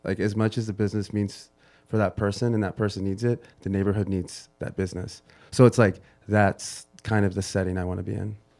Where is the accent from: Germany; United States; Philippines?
United States; I'm first generation